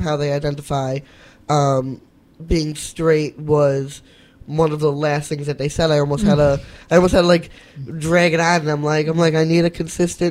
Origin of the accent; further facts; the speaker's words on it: New York City, New York, United States; I grew up in Whitestone, Queens